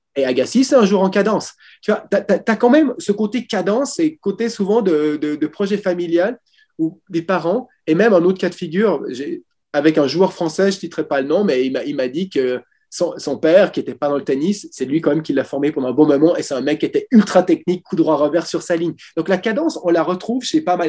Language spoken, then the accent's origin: French; Switzerland; je suis suisse